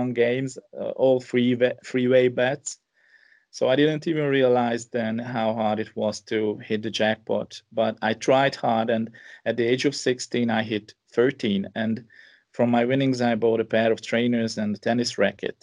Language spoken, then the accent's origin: English; Hungary; I'm 43 years old and I'm from Hungary, which is in Central Europe. I live in a small town called Nádudvar